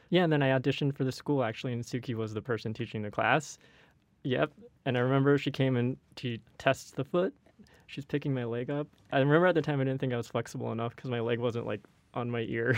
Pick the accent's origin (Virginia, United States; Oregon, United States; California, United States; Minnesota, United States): California, United States; Walnut Creek; I am also from Northern California, Walnut Creek